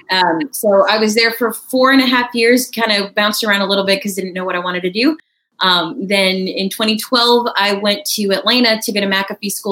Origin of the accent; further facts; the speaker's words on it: India; also born or lived in Texas, United States; I grew up. I was born in Texas um, and grew up in India. My parents are missionaries there for 14 years.